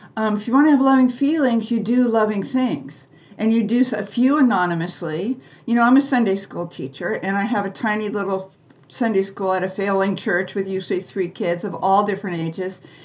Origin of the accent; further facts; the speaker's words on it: United States; we were raised in the American way